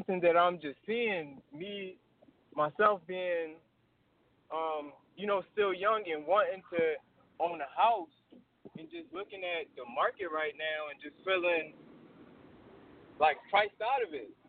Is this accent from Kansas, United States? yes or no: no; Philadelphia, Pennsylvania, United States; I'm originally from North Philly